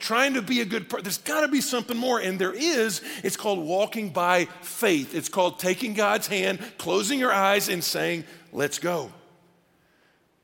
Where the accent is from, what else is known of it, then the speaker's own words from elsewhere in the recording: Atlanta, Georgia, United States; moved away; also born or lived in Virginia; I was born in Atlanta, had lived in Virginia